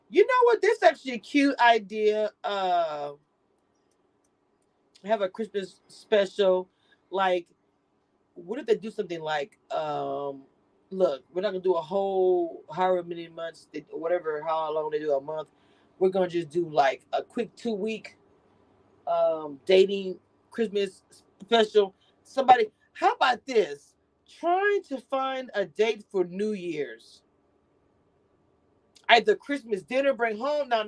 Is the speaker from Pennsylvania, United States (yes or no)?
yes; Philadelphia, Pennsylvania, United States; I'm from Philly. We be fighting.